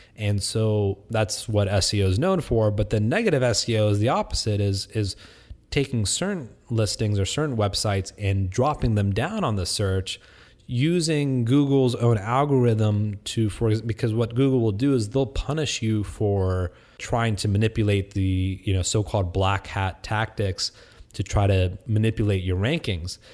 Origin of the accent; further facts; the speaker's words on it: Vandalia, Ohio, United States; also born or lived in Texas; now in Houston, United States; I grew up in Vandalia, Ohio